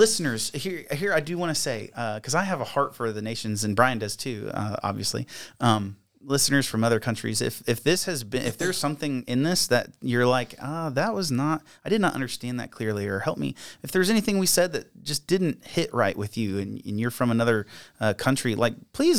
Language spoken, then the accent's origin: English; Virginia, United States; Like all I tell people, like, yes, I'm from Virginia. You're welcome.